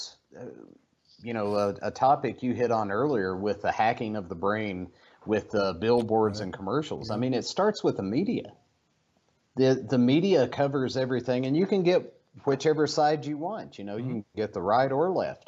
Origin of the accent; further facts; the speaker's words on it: Eastern Kentucky, United States; moved away; Growing up in Eastern Kentucky, as a poor child